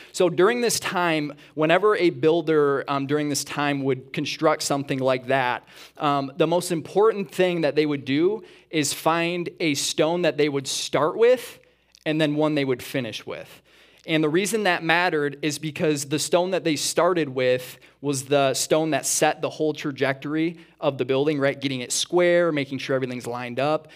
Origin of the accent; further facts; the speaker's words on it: east side of Michigan, United States; moved away as an adult; also born or lived in Atlanta; We actually grew up on the east side of Michigan originally